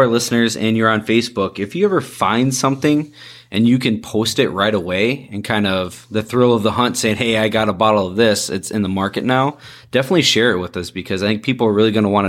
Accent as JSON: {"language": "English", "region": "Iowa", "country": "United States", "said": "I am from Iowa"}